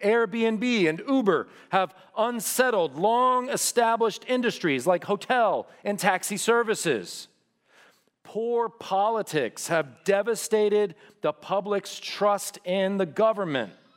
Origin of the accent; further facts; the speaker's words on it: The Woodlands, Texas, United States; I could not wait to get out of here, to get away from school, to even get away from the woodlands